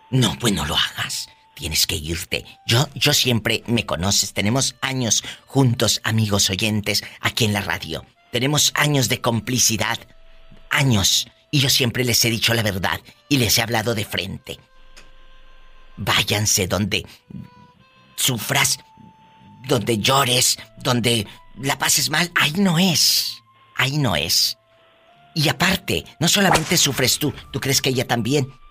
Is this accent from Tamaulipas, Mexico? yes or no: yes; Matamoros, Tamaulipas, Mexico; de Matamoros, mi tierra